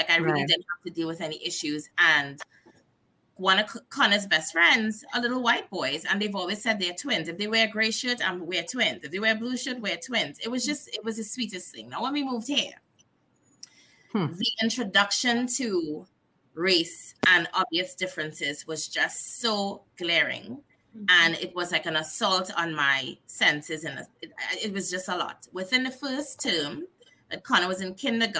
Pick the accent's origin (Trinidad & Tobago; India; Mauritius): Trinidad & Tobago; also born or lived in New Jersey / Delaware; now in Missouri, United States; we are from Trinidad and Tobago, and we're really close to Venezuela